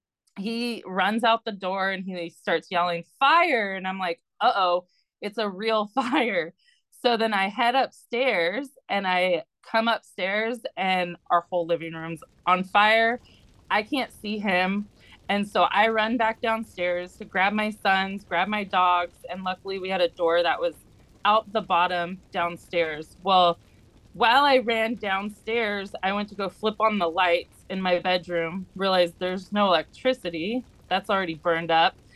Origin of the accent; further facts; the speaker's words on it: Southern California, United States; I'm from Southern California and I'm a licensed midwife